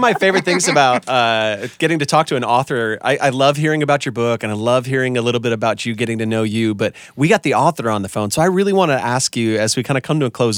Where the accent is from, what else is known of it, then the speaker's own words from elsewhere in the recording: Wisconsin, United States; I'm from Wisconsin